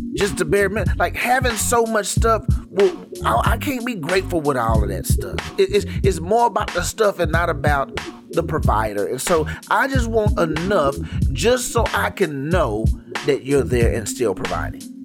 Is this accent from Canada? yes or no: no; Garland, Texas, United States; I'm from Dallas, Texas. Um, that's the major city, DF Dub. Little suburb called Garland. East Garland to be exact